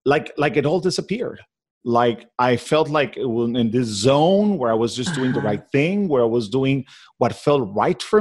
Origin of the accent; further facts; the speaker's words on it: Caracas, Capital District, Venezuela; English is a second language; moved away as an adult; now in Miami, United States; So I was born and raised in Caracas, Venezuela